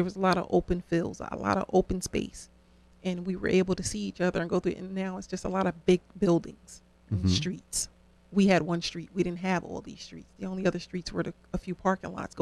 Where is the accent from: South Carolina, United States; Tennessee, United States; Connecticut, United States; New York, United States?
Connecticut, United States; New Haven; I grew up in Brookside, in the projects